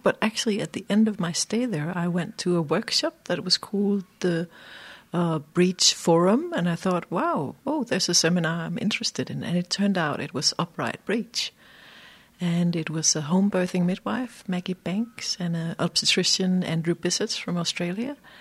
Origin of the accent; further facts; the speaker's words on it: Denmark; moved away as an adult; also born or lived in Iceland; i'm a danish obstetrician